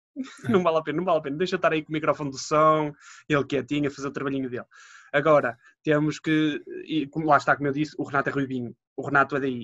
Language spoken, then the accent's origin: Portuguese; Matosinhos, Porto District, Portugal; Minha terra é a praia do povo